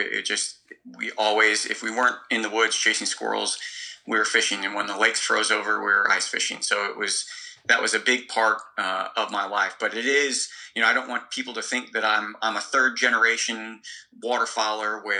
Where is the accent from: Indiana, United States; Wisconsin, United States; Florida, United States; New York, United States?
Indiana, United States; Northwest; moved away as an adult; also born or lived in Peoria, Illinois; now in Australia; I was born in Peoria, Illinois, and I grew up sort of bouncing back and forth across the border of Illinois and Indiana. I would say that most of my sporting upbringing was in Northwest Indiana